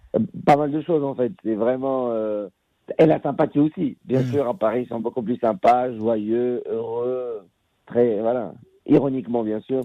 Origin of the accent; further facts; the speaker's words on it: Casablanca, Casablanca-Settat, Morocco; moved away as an adult; now in France; je suis un fils de Casablanca, j'ai grandi, je suis un enfant de Casablanca, j'ai grandi au Maroc.